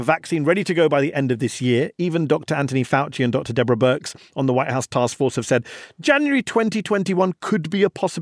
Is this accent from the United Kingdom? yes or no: yes; United Kingdom; moved away; my home country, the UK